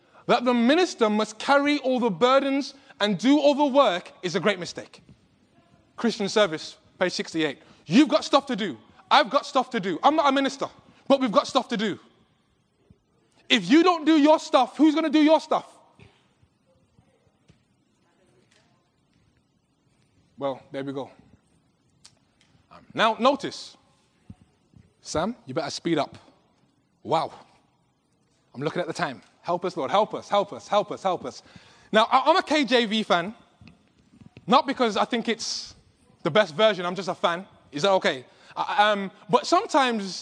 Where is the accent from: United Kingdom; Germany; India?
United Kingdom; England; accent: British; I'm from England. And I know people have been struggling since I've been here with my British accent